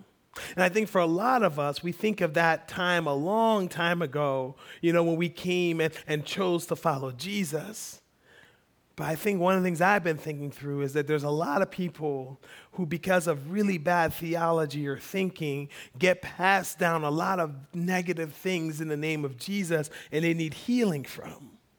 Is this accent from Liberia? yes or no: yes; Liberia; now in United States; I grew up in Liberian Baptist, which I learned is very different than Black American Baptist, which when I came to America, I learned is very different than Southern Baptist